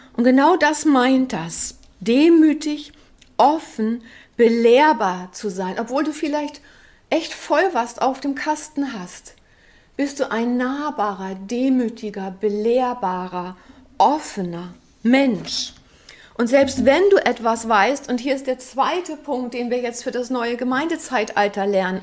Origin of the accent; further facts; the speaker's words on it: West Germany, Germany; für uns ähm, als Westdeutsche